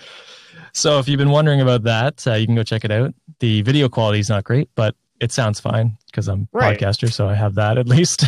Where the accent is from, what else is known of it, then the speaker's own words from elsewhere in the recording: Canada; I'm not an American, but as a fellow Canadian